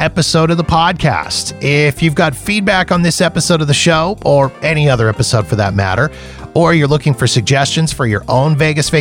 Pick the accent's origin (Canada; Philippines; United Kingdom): Canada; as a Canadian, I can actually work to get those taxes back. I've already been in contact with a couple of companies here in Canada